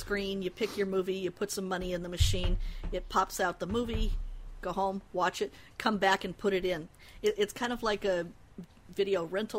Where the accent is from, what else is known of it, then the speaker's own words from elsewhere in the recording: Denver, Colorado, United States; now in Seattle, United States; Well, I'm originally from Denver, even though I'm in Seattle and have been for about 10 years. So I've got kind of the Midwest-flavored Pacific Northwest.